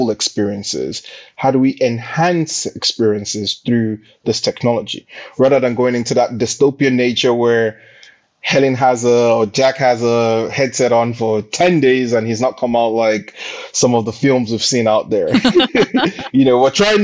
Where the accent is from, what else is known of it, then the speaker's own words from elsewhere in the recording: Nigeria; moved away as an adult; now in United Kingdom; born and bred in Nigeria. I went to primary school, college, university in Nigeria, and then came to the UK for my master's